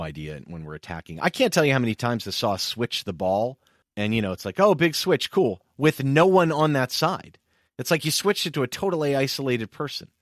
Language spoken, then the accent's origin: English; United States; as an American